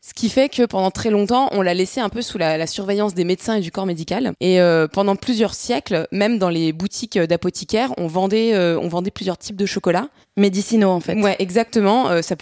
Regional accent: France

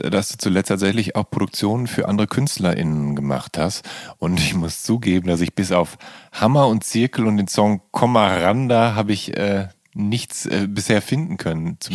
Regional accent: Leipzig, Saxony, Germany; ich komme aus {S1} Leipzig, mein Opa hat mir das geschenkt.

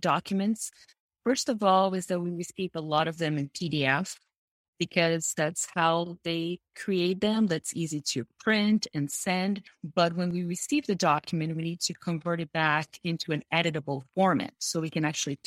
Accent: Brazil; first language Portuguese; English is a second language; moved away as an adult; now in California, United States; I am from Brazil, but I've been living in California for 20 years now

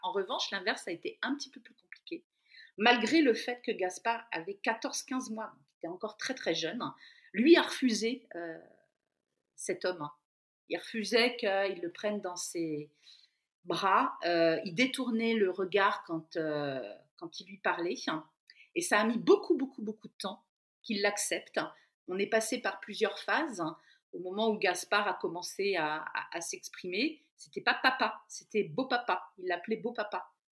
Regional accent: Brittany, France; moved away as an adult; also born or lived in central France; dans ma région d'origine, en Bretagne, au bord de la mer

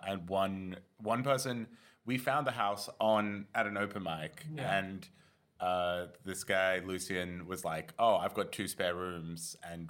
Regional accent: Sydney, New South Wales, Australia; moved away as an adult; now in London, United Kingdom; I come from Sydney. I've been in London a few months doing comedy stuff.

